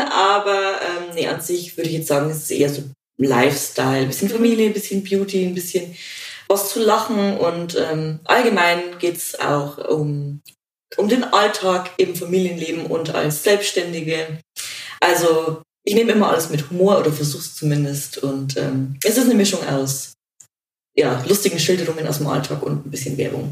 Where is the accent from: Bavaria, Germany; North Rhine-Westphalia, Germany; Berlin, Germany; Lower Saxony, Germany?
Bavaria, Germany; Regensburg; ich komme aus Regensburg